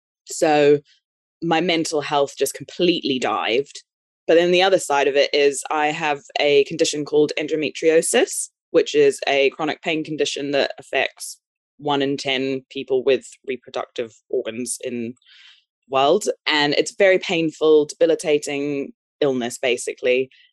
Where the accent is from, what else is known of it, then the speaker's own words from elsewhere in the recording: Brazil; born there; I was born in Brazil. My dad's English. My mum's a Kiwi.